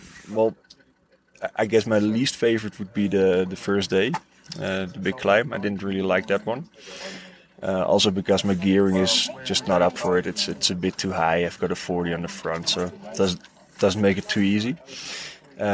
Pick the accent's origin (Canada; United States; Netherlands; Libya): Netherlands; I'm from Holland.